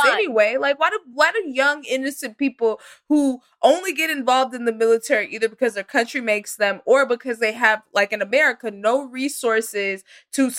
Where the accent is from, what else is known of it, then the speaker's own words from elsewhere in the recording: the South, United States; I am from the South